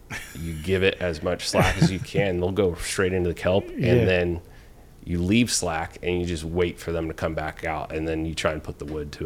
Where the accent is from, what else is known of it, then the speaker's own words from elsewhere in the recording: Ventura, California, United States; So I grew up in Ventura. I was there until right after graduation of high school.